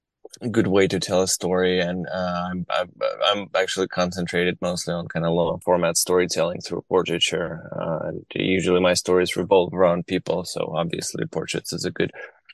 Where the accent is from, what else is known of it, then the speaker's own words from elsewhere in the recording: Kharkiv, Kharkiv Oblast, Ukraine; moved away as an adult; now in United States; I grew up in Kharkiv. And I was born in 1984, in Kharkiv as well, which at that time, of course, was part of Soviet Union.